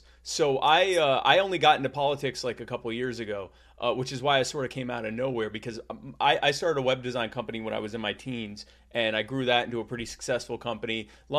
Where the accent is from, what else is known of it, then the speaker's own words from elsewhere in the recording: Myrtle Beach, South Carolina, United States; also born or lived in Baltimore; So I was born in Baltimore, but I grew up in Myrtle Beach, South Carolina. And the reason I talk like this is because I'm Jewish and all Jews talk like this.